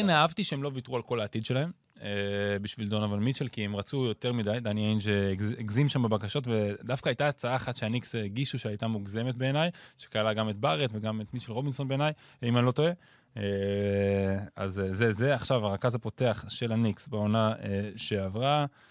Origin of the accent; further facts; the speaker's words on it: Ireland; now in Israel; גדלתי באירלנד